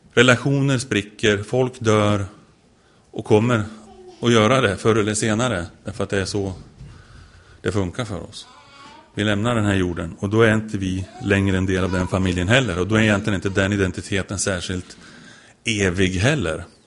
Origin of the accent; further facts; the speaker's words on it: Sweden; jag är svensk